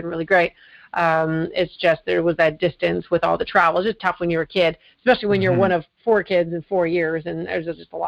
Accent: Winnipeg, Manitoba, Canada; also born or lived in Mississauga, Ontario; now in Burlington, Canada; I was born actually in Winnipeg, a great place to be from. No insult to Winnipeg. Half my family's moved back there again, so there's obviously a draw. But no, I grew up there for my formative years, and then I moved to Mississauga

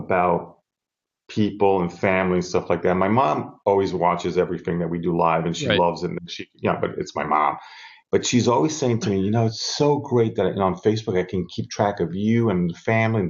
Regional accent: New York, United States; moved away as an adult; also born or lived in South America / Miami, United States; now in Italy; My mom took me to New York. I was brought up in the States

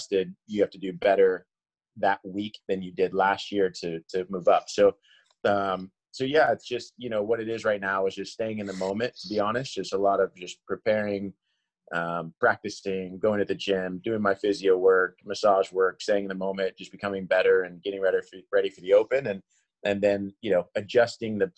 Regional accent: Kansas, United States; I grew up in Kansas.

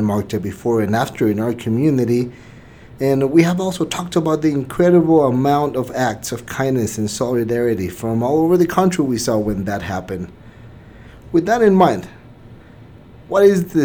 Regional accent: Mexico; now in El Paso, United States; I'm not originally from El Paso. I was born and raised in Mexico

